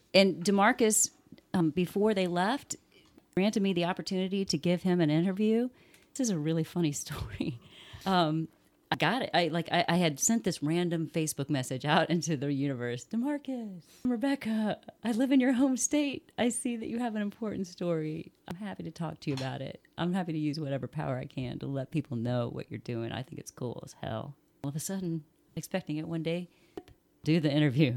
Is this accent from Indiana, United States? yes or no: yes; Bloomington, Indiana, United States; also born or lived in Muncie / Clinton County; I was born in Muncie, raised in between Bloomington and Clinton County. I consider Bloomington my hometown